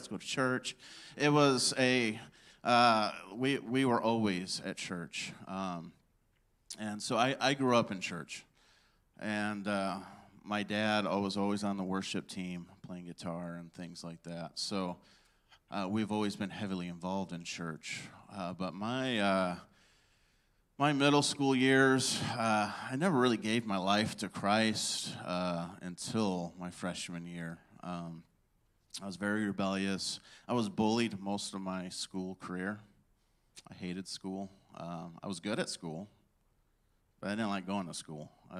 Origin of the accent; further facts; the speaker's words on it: Rockford, Illinois, United States; I grew up in Illinois, Rockford, Illinois, and I was on the south side of Rockford.